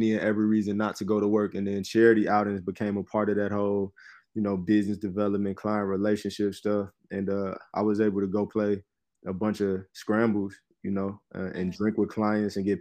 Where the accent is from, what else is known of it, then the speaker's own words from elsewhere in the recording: Chicago, Illinois, United States; I'm born and raised in Chicago